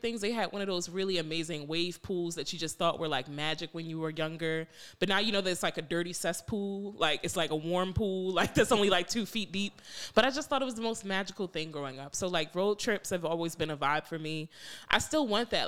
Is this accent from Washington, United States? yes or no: no; New York, United States; moved away; also born or lived in Randallstown, Maryland; growing up in New York